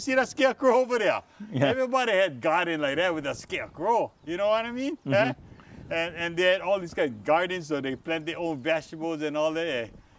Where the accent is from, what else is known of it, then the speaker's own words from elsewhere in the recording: Hakalau, Hawaii, United States; I'm born and raised in Hakalau.